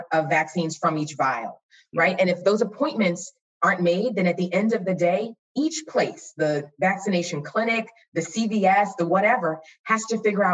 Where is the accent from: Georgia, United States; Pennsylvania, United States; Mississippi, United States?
Pennsylvania, United States; Philadelphia; I grew up in Philly